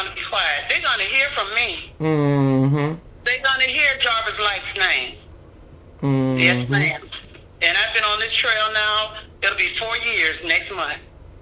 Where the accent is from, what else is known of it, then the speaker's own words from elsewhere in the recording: Montgomery, Alabama, United States; moved away as an adult; now in Columbus, United States; because I'm not from Columbus, Georgia. I'm from Montgomery, Alabama.